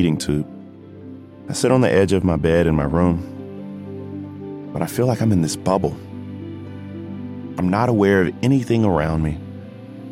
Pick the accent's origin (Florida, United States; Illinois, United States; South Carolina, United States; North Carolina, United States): South Carolina, United States; Denmark; Voorhees College. That's a small, historically black college in my hometown.